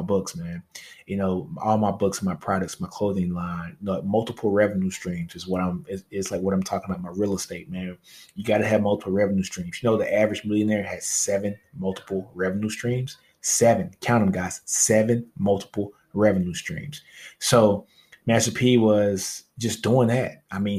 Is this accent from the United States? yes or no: yes; Louisiana, United States; I'm from Louisiana, baby, so I brought a fake tank in high school